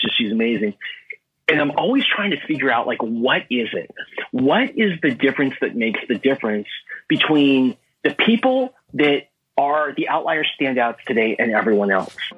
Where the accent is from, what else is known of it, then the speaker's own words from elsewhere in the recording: Southern California, United States; I grew up in Southern California. I'm right. a SoCal guy